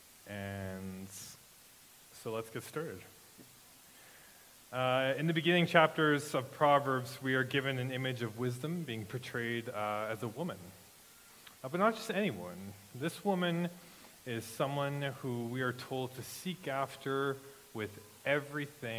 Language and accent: English; Regina, Saskatchewan, Canada; now in Grunthal, Canada; I grew up in Regina